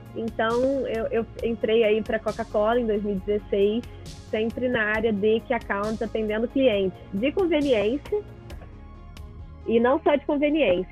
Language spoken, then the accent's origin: Portuguese; Rio de Janeiro, Brazil; meu pai é um microempresário aqui no, no Rio de Janeiro, eu sou carioca.